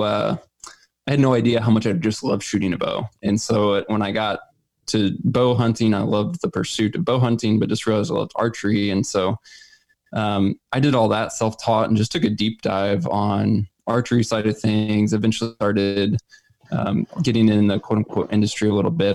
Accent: Missouri, United States; I'm originally from Missouri, still live here full time

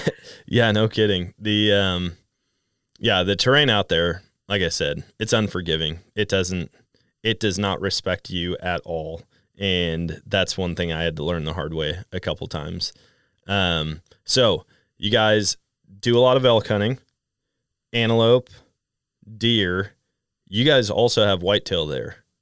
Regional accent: Wisconsin, United States; moved away; growing up in Wisconsin and then going out west.

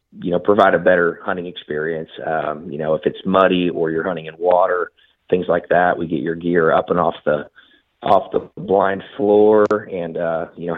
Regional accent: Southeast Nebraska, United States; also born or lived in Texas; now in Oklahoma, United States; I grew up in Southeast Nebraska

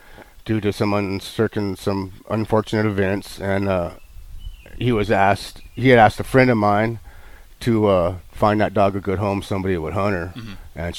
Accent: Oklahoma, United States; also born or lived in Texas; I grew up in Oklahoma. I was born in Texas, and we had a ranch in Oklahoma and some property in Texas.

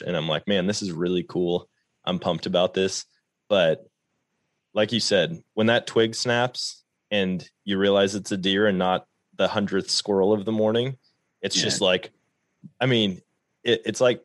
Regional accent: Wisconsin, United States; moved away as an adult; now in Missouri, United States; growing up in Wisconsin

